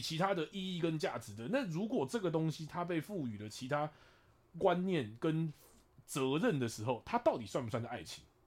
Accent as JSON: {"language": "Chinese", "region": "Taipei", "country": "Taiwan", "said": "我是台北人，我嗓门大得很"}